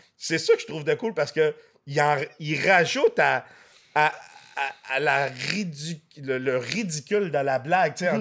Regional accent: Quebec, Canada; also born or lived in France; je suis né en France. Je suis arrivé au Québec, j'avais un an.

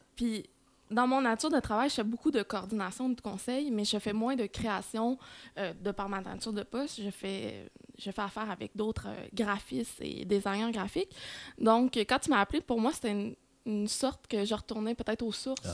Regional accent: Saint-Mathieu-d'Harricana, Quebec, Canada; now in Longueuil, Canada; je suis native de Saint-Mathieu d'Aricana

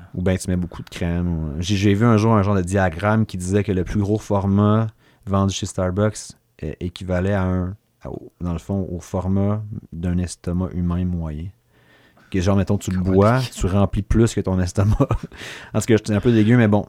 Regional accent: Sherbrooke, Quebec, Canada; je suis de l'Est, mais l'Est plus. Euh, la paroisse Marie-Reine

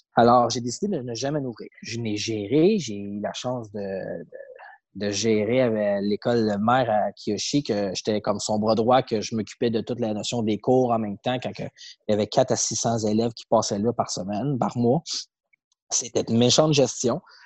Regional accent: Saint-Eustache, Quebec, Canada; je grandissais à Saint-Eustache

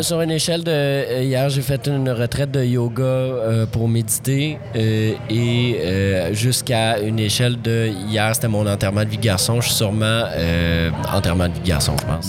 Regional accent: Montreal, Quebec, Canada; les Montréalais

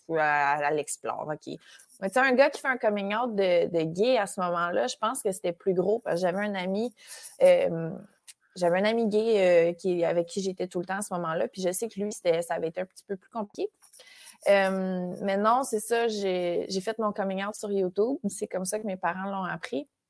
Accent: Saint-Léandre, Quebec, Canada; now in Montreal, Canada; Je suis native de Saint-Léandre. qui C'est un village à 15 minutes de Matane. Euh, je suis née là-bas. Puis euh, j'ai vécu là jusqu'à mes genres de 12 ans

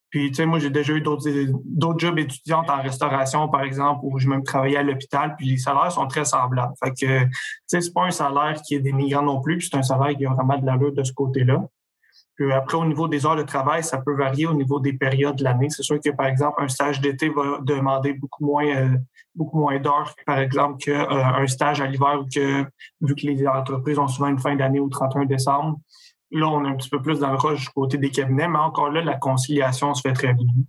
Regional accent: Trois-Rivières, Quebec, Canada; also born or lived in Gatineau; je viens de Trois-Rivières. Je suis né à Gatineau, mais je suis arrivé à Trois-Rivières quand j'étais un peu plus jeune.

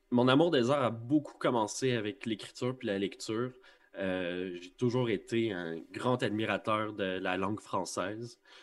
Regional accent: Longueuil, Quebec, Canada; je suis un natif de Longueuil. Euh, puis mon secondaire, je l'ai passé à Saint-Jean-Baptiste

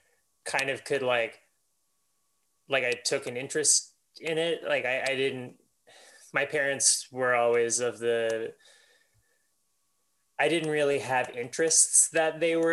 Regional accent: Miramichi, New Brunswick, Canada; I was born in Miramichi, New Brunswick in 1986.

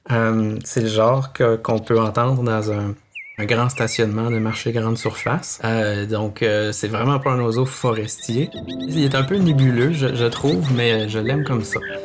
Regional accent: Quebec City, Quebec, Canada; moved away as an adult; now in Montreal, Canada; Je suis originaire de Québec.

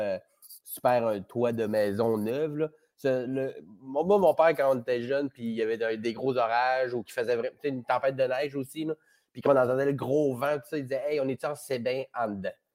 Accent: Chicoutimi, Quebec, Canada; moved away; je viens du Saguenay, fait que j'étais à même euh, à Chicoutimi pendant le déluge

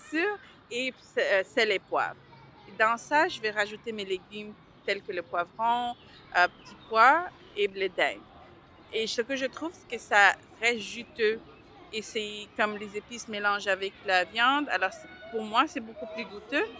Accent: Montreal, Quebec, Canada; also born or lived in Bangladesh; je suis d'origine du Bangladesh. Nous sommes arrivés avec ma mère le 16 novembre 1988 à Montréal directement de Bangladesh

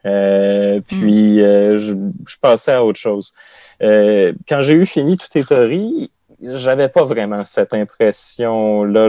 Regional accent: Côte-Nord, Quebec, Canada; la Côte-Nord, qui est ma région natale

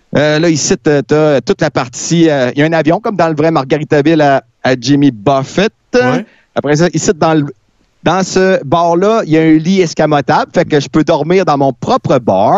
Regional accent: Rivière-du-Loup, Quebec, Canada; also born or lived in Jonquière; now in Quebec City, Canada; quand je suis parti de Rivière-du-Loup pour aller à Jonquière

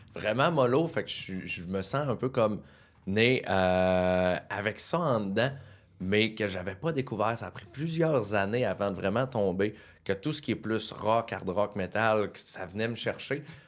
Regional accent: Quebec, Canada; régional, un vrai bleuet. Je suis né à Chipcha

